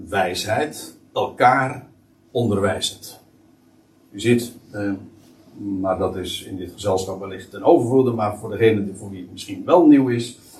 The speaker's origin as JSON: {"language": "Dutch", "country": "Netherlands", "said": "voor ons als als, als Nederlanders"}